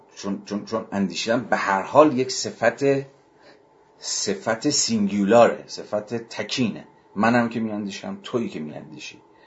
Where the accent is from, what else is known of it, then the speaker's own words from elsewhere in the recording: Iran; ما که ایرانی هستیم در ایران